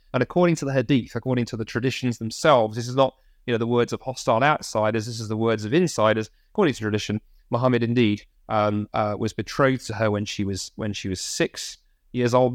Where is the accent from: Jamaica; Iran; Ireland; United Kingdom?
United Kingdom; as British Christians